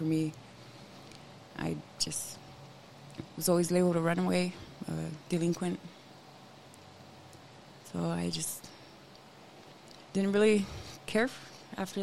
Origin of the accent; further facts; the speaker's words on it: Lame Deer, Montana, United States; I grew up on the Northern Cheyenne Reservation, north side of Lame Deer